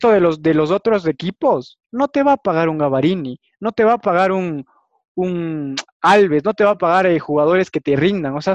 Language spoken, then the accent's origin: Spanish; Ecuador; yo soy ecuatoriano y si quieres para irme a tu ciudad me tienes que dar un departamento